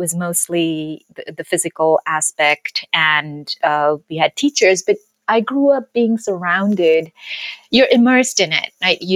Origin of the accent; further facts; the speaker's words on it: India; also born or lived in Calcutta; now in New York, United States; So I was born and raised in India. I grew up in all over, actually. I was born in Calcutta, and my father was in the army.